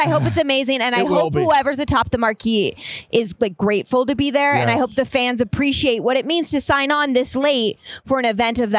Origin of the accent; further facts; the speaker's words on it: New Jersey, United States; Central, Hunterdon County, but I went to Seton Hall in Essex County.